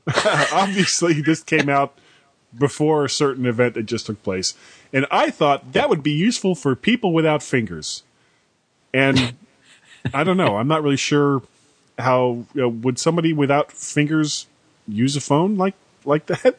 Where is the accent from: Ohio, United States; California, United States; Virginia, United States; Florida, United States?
Florida, United States; Fort Lauderdale; moved away; Fort Lauderdale, which is where I grew up